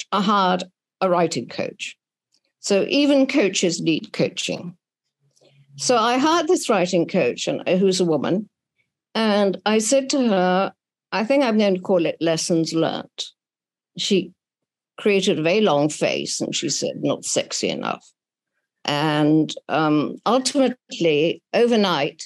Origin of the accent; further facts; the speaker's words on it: London, United Kingdom; I was brought up here in London, French parents, who deliberately put themselves in exile